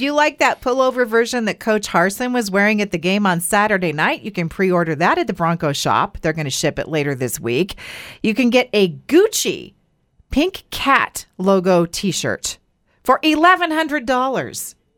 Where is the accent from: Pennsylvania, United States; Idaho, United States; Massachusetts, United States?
Idaho, United States; we grew up here in Idaho